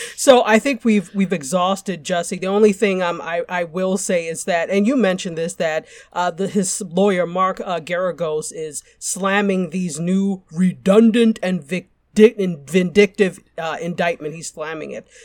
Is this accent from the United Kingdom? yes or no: no; Nigeria; I'm Nigerian